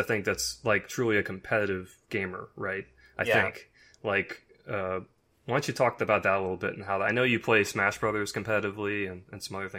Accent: Jensen Beach, Florida, United States; I'm from South Florida, Jensen Beach.

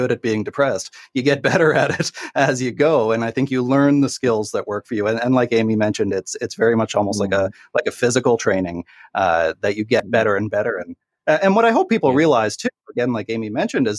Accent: Canada; I'm Canadian

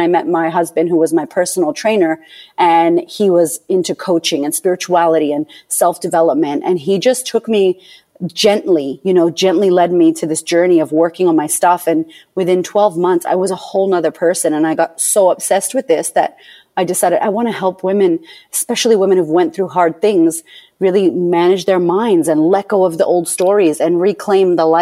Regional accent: Boston, Massachusetts, United States; I was born in Boston, Massachusetts, to a bipolar single mother

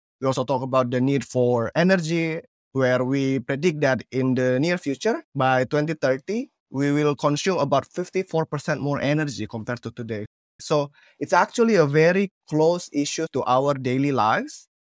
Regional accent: Palu, Central Sulawesi, Indonesia; English is a second language; Many people don't know this, that I'm actually coming from Sulawesi in Palu, and I've been moving around from communities to communities.

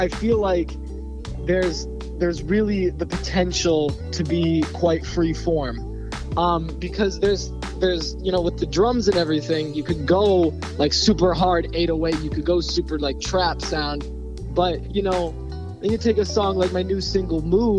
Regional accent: Oxford, Michigan, United States; born and raised in Oxford, Michigan

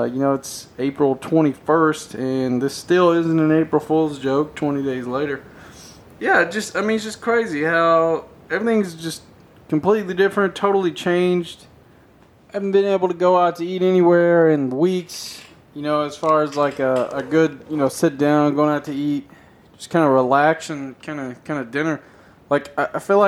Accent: Nashville, Tennessee, United States; I'm from Tennessee, around the Nashville area.

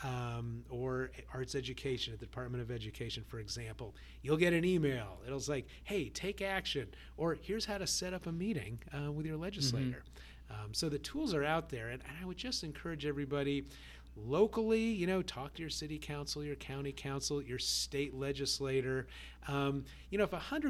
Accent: California, United States; I grew up in California back when Prop 13 was being debated

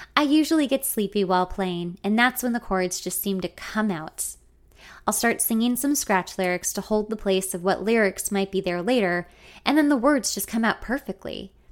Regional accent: Los Angeles, California, United States; my hometown

